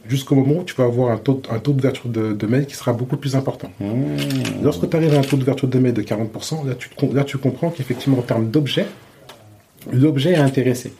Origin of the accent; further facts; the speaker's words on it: Chanteloup-les-Vignes, Île-de-France, France; je suis né à chanteloup les vignes